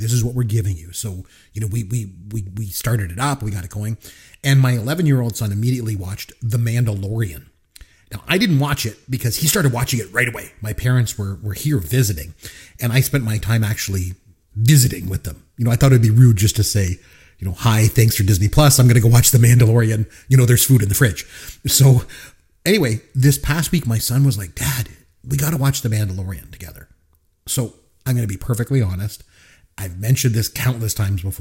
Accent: Canada; I'm a Canadian, and I'm very proud to be a Canadian

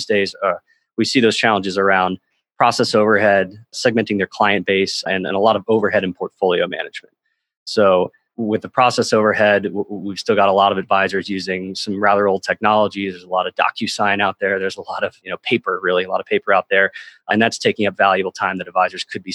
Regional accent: North Carolina, United States; I'm a big golfer growing up in North Carolina

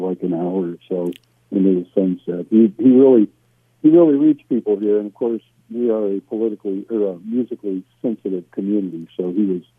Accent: Michigan, United States; moved away as an adult; also born or lived in Mississippi / Arizona / Colorado / McAllen, Texas; now in Austin, United States; I grew up mostly in Michigan, was educated up there

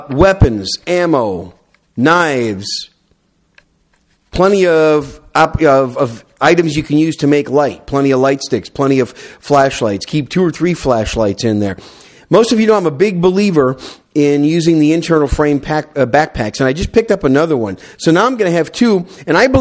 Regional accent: Wisconsin, United States; now in South Texas, United States; I'm from Wisconsin originally

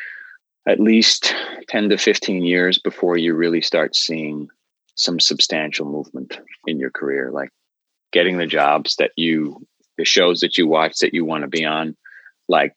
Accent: New York City, New York, United States; moved away as an adult; now in Los Angeles, United States; I grew up in New York City. I came out to LA about 10 years ago

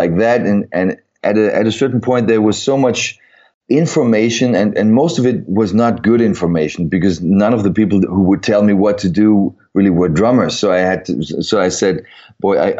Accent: Frankfurt, Hesse, Germany; in pretty much southern part of Germany, Frankfurt area

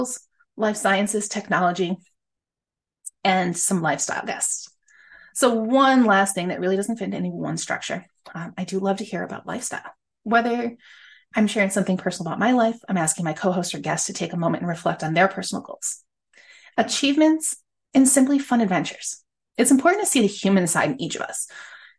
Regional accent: upstate New York, United States; I am an upstate girl. I was born and raised in New York

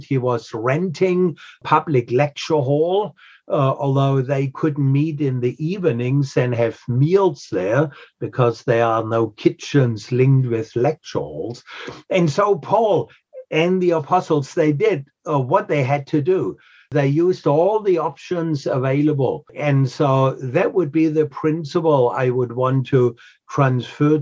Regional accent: Germany; now in New England, United States; I'm from Germany

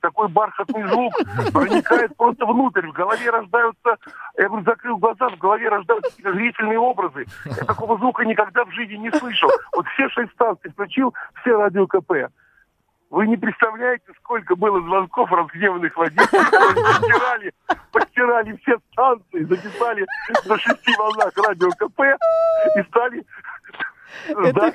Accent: Tver, Tver Oblast, Russia; Я сам из Твери

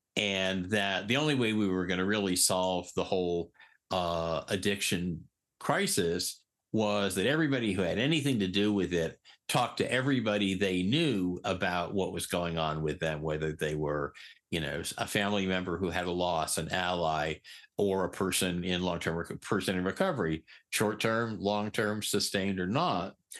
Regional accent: Eastern Connecticut, United States; moved away as an adult; also born or lived in New York City / San Francisco / Hawaii; I was born in New York City. When I was nine, we moved to Eastern Connecticut. I was really fortunate. We grew up, I grew up on the beach

